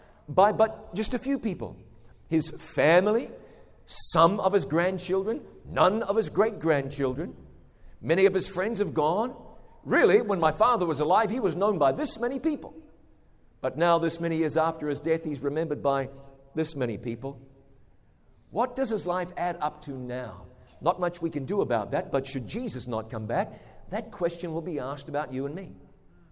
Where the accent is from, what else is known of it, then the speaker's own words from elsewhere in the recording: New Zealand; moved away; I go home to my home country of New Zealand